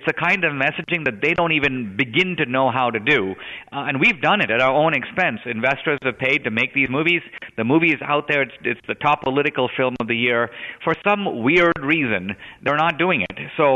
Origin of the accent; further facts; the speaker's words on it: India; now in United States; I grew up in India, a country run by gangs.